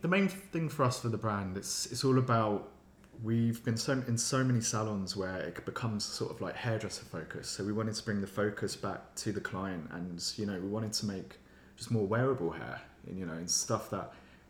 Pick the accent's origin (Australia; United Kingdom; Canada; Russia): United Kingdom; Kent, South East England; now in London, United Kingdom; I'm originally from Kent.